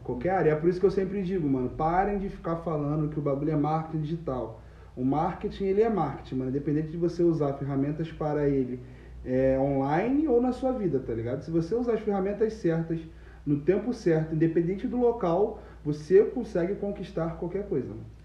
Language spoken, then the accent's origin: Portuguese; Nilópolis, Rio de Janeiro, Brazil; also born or lived in Nova Friburgo; nascido em Friburgo, criado em Nilópolis